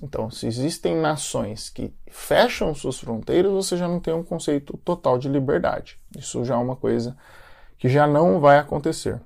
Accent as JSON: {"language": "Portuguese", "country": "Brazil", "tie": "born or raised there", "moved": "as an adult", "lives_now": "United States", "said": "eu nasci no Brasil"}